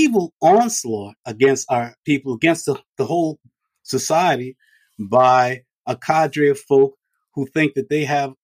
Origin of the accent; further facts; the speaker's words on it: Farmville, Virginia, United States; I was born in Farmville, Virginia. My folk are all country folks